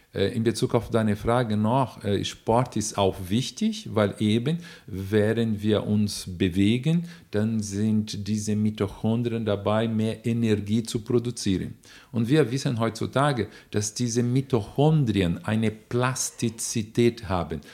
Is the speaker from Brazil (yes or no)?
yes; Brazil; German is a second language; moved away; auch als Brasilianer